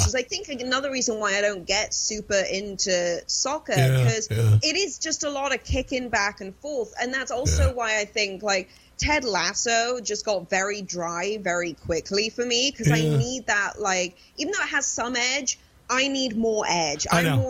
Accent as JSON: {"language": "English", "region": "England", "country": "United Kingdom", "tie": "born or raised there", "said": "I grew up around that kind of like footy culture, as we call it, like football, soccer culture. My hometown was in the Premier League for many years, and it completely gentrified our hometown."}